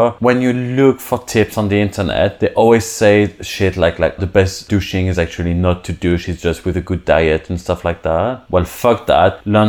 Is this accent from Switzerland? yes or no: yes; Switzerland; moved away; I'm not French. Never been, never were. I speak French, though, but I'm from Switzerland